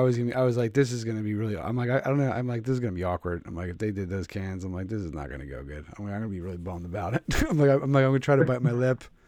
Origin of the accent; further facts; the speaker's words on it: Philadelphia, Pennsylvania, United States; I'm from Philadelphia